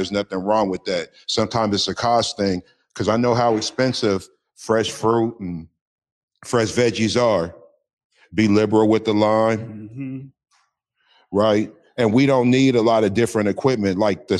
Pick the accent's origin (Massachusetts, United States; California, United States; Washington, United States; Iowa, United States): Washington, United States; Seattle; I am from Seattle, Washington.